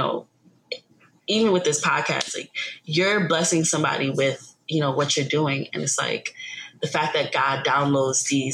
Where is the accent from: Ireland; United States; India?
United States; New York; I'm originally from New York.